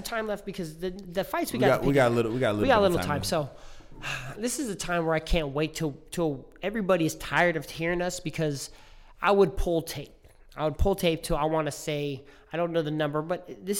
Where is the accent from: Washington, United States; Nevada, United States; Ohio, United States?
Nevada, United States; Las Vegas; I'm from Vegas